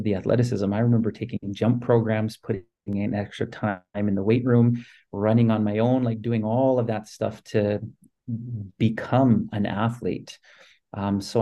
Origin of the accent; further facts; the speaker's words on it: Saskatoon, Saskatchewan, Canada; as a kid growing up in Saskatoon